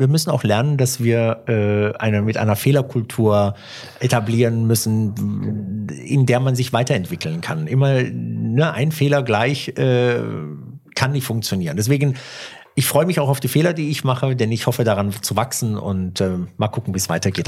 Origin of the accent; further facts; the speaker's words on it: Germany; also born or lived in Italy (ancestry); ich bin Deutscher